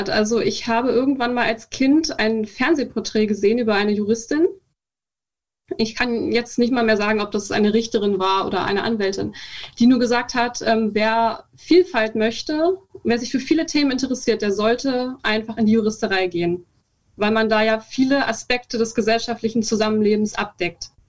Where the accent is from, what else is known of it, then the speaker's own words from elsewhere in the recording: Brandenburg, Germany; also born or lived in Berlin; Ich wurde in Berlin geboren, bin aber in der Prignitz aufgewachsen. Also ich habe da meine ganze Kindheit verbracht. Ähm, wer was nicht kennt, das ist ähm, ein Landkreis im Nordwesten Brandenburgs, also an der Elbe quasi einfach.